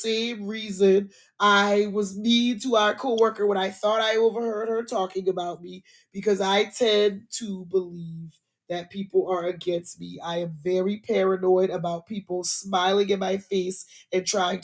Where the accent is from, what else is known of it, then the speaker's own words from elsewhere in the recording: Charleston, South Carolina, United States; moved away as an adult; now in Atlanta, United States; Being a South Carolinian born and raised in Charleston